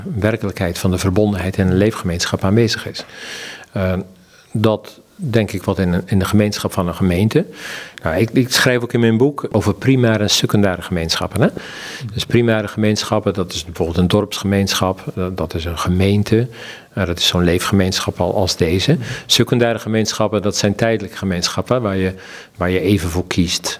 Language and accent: Dutch; Zeeland, Netherlands; De agrarische samenleving in het dorp waar ik ben opgegroeid, hè, in Zeeland